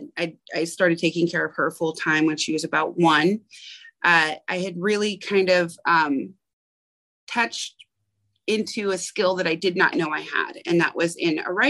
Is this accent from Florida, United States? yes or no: no; Portland, Oregon, United States; I grew up in Portland, Oregon